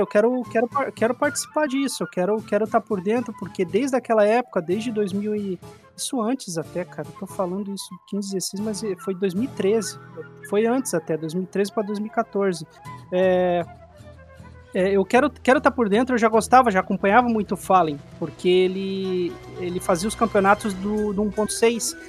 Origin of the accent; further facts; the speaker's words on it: Joinville, Santa Catarina, Brazil; eu não sou de São Paulo, né? Eu sou de Joinville, Santa Catarina